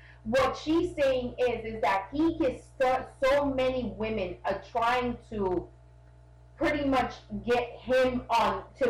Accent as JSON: {"language": "English", "town": "Boston", "region": "Massachusetts", "country": "United States", "said": "I'm from Boston. I like the South."}